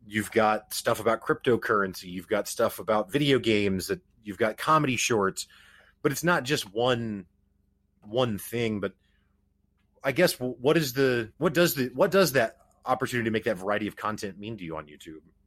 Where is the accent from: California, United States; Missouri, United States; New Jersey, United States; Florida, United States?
Missouri, United States; Springfield; I grew up in the Midwest. I'm from Springfield, Missouri